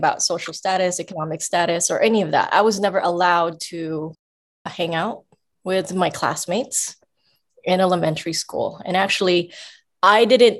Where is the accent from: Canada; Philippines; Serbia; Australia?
Philippines; I grew up in the Philippines on the streets.